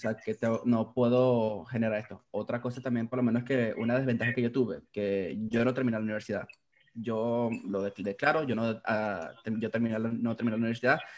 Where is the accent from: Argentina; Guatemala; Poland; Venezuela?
Venezuela; Valencia, Carabobo; now in Orlando, United States; nací en Valencia, Carabobo, eh, también en Venezuela. Eh, ahorita residenciado en Orlando, Florida, en Estados Unidos